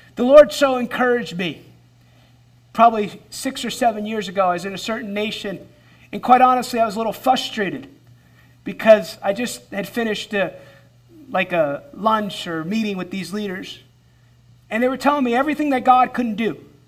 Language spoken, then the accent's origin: English; United States; as an American believer